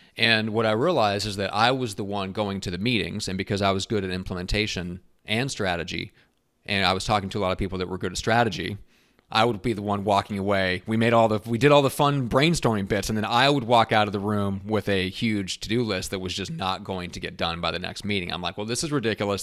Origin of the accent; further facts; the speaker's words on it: Iowa, United States; moved away; actually grew up in Iowa, so I'm a Midwest guy